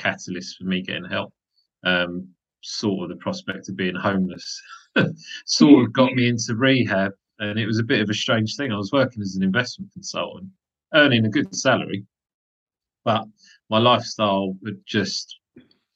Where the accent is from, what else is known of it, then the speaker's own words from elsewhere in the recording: London, United Kingdom; also born or lived in Nottingham; I was born and raised in Wimbledon in southwest London